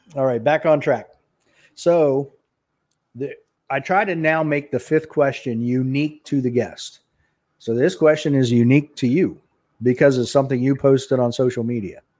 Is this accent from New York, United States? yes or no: no; Dallas, Texas, United States; I was born in Dallas